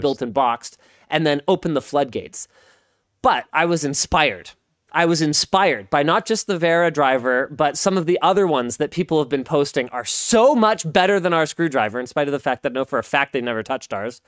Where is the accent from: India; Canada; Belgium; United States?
Canada; I'm Canadian